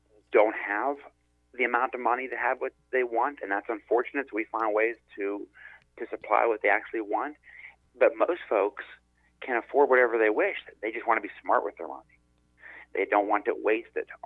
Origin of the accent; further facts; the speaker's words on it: Butler, Pennsylvania, United States; moved away as an adult; to work for my hometown and to bring this idea to Butler